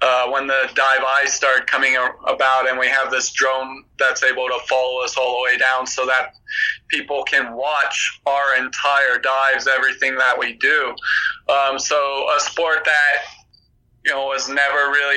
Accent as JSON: {"language": "English", "region": "California", "country": "United States", "said": "I'm from California"}